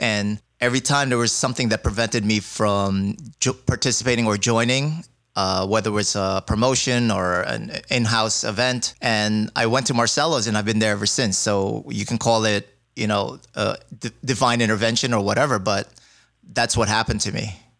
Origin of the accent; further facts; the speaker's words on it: New York City, New York, United States; I'm from New York.